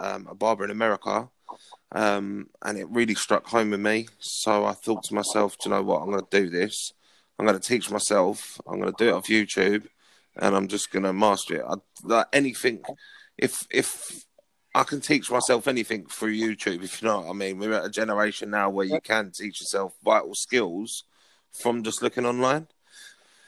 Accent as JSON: {"language": "English", "town": "Potters Bar", "region": "East of England", "country": "United Kingdom", "tie": "born or raised there", "also_born_or_lived": "Sandy, Bedfordshire", "moved": "as an adult", "lives_now": "Essex, United Kingdom", "said": "I'm from South Hertfordshire, Brinking on North London, in a little town called Potter's Bar, population of about 20,000 people. I grew up there pretty much all my life."}